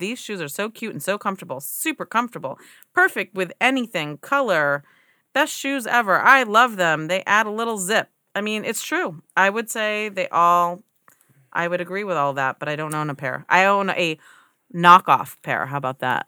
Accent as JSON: {"language": "English", "country": "United States", "said": "as an American, we grow up with this standard"}